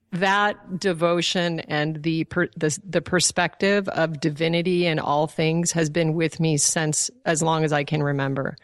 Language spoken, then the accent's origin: English; Alaska, United States; also born or lived in Colorado; was born in Colorado, but I was raised in Alaska